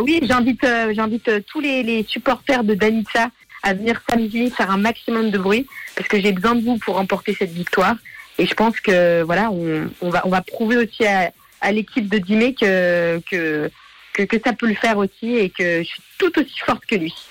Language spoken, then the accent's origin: French; Geneva, Switzerland; je suis genevoise